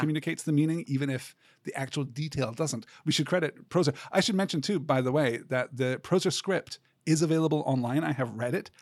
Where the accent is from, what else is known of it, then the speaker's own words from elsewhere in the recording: United Kingdom; growing up in Britain